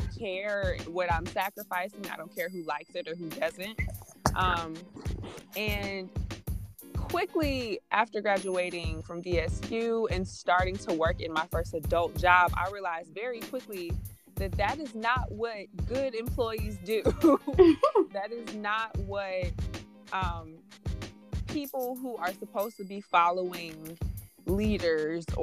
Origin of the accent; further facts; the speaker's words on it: Stone Mountain, Georgia, United States; I'm from Stone Mountain, Georgia, two-parent household with my little sister